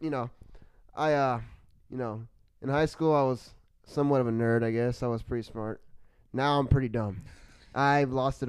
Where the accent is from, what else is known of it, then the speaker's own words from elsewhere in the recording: Texas, United States; That's my hometown.